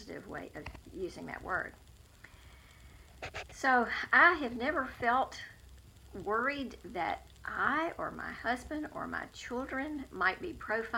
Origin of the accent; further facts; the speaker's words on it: High Point, North Carolina, United States; now in Greensboro, United States; I grew up in High Point, but I have lived in Northwest Greensboro for almost 47 years